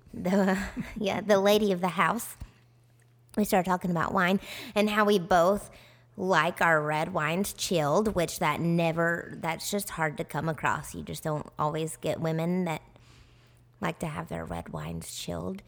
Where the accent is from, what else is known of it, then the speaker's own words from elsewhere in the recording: Tennessee, United States; accent: southern; now in Arizona, United States; we're from Tennessee